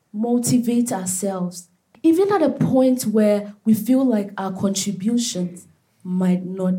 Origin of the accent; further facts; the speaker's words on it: Ghana; I'm from Ghana.